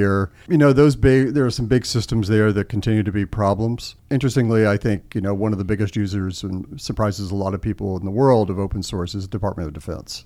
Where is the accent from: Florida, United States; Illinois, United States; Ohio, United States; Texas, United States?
Texas, United States; Austin; moved away as an adult; also born or lived in Washington, D.C.; I grew up in Austin, Texas